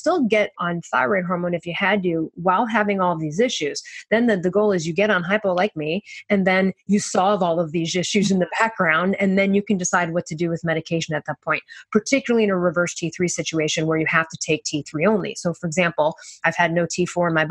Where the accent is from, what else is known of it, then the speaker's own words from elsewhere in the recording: Chicago, Illinois, United States; I'm from Chicago